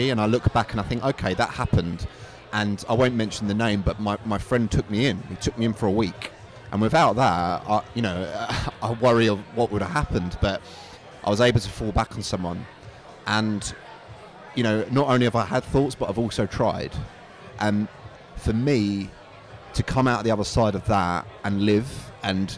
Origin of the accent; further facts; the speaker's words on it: Basildon, East of England, United Kingdom; also born or lived in Chelmsford; I'm from Essex. Originally grew up in Basildon, but I moved out to Chelmsford